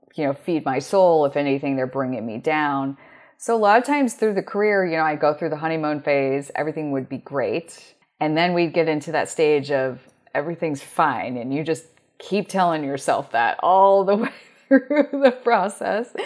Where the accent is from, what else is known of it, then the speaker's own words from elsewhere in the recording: Omaha, Nebraska, United States; moved away as an adult; also born or lived in North Carolina / Florida / Colorado / Washington, D.C.; I spent thirty-one years growing up in Omaha, Nebraska before I finally moved.